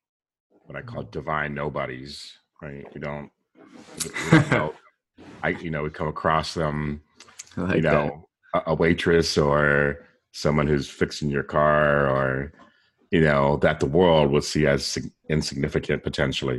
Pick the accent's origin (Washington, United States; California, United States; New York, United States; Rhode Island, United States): California, United States; San Diego; moved away; I'm from San Diego originally